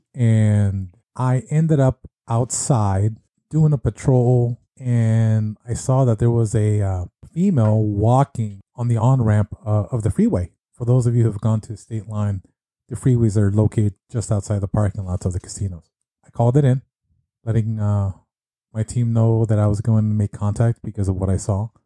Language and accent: English; California, United States; moved away as an adult; also born or lived in Las Vegas; I was born and raised in California